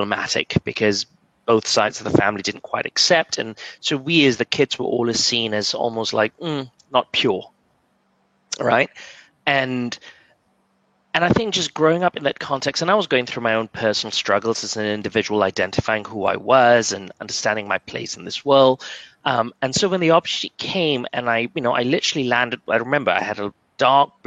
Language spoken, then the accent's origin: English; Kluang, Johor, Malaysia; also born or lived in United Kingdom; now in New York, United States; growing up in Kluang